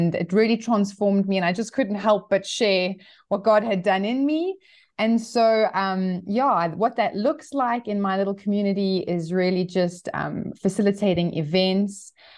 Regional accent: Johannesburg, Gauteng, South Africa; I'm actually from Johannesburg. I was born and raised here. And my husband and I spent some time overseas, but we've been back in South Africa for the last 10 years.

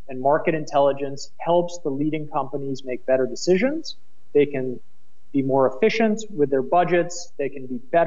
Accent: United States; accent: American; moved away as an adult; now in Berlin, Germany; my American accent does give me away

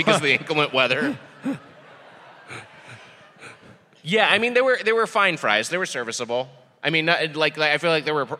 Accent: California, United States; one that was local to my home state. We got an Ohio, which is cherry, and a California, which is grape.

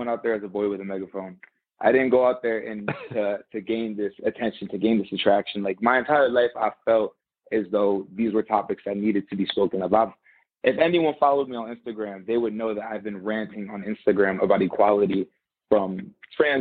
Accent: North Haven, Connecticut, United States; moved away as an adult; now in Tampa, United States; I was born in North Haven, Connecticut, which is a predominantly white town

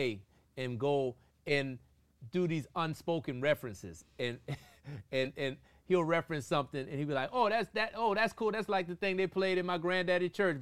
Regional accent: New Orleans, Louisiana, United States; I'm from New Orleans, and I'm from a family of musicians

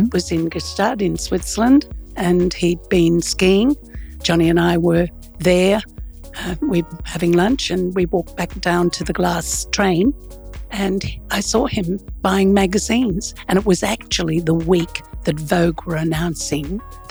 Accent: Australia; I'm from Australia

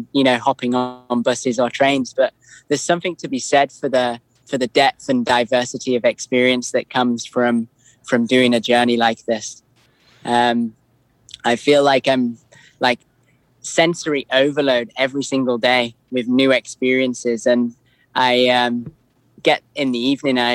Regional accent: Lake District, North West England, United Kingdom; moved away as an adult; I grew up in the Lake District.

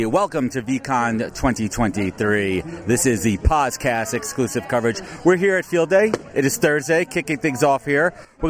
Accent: New York City, New York, United States; Sheepshead Bay, man. Born and raised.

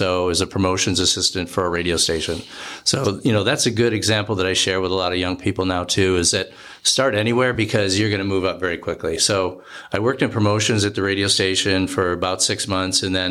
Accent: Rochester, New York, United States; moved away as an adult; also born or lived in Tampa, Florida / Milwaukee, Wisconsin; now in Phoenix, United States; I grew up in Rochester, New York

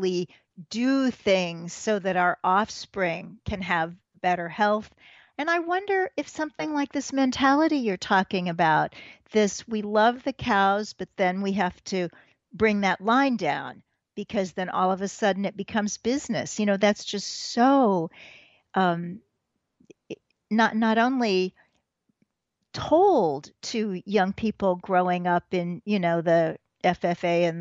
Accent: Missouri, United States; I grew up in Missouri

